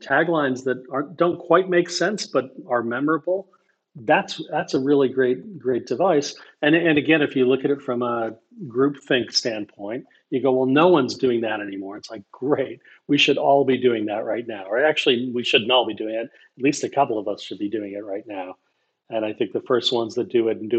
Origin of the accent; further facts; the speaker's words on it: United States; As an American